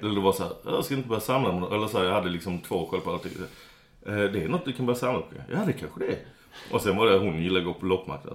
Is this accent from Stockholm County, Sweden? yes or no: no; Skåne, Sweden; Jag är eh, det som kallas skåning